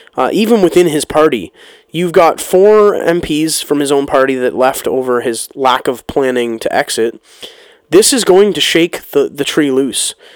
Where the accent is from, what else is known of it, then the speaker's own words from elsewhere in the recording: Canada; my life as a Canadian citizen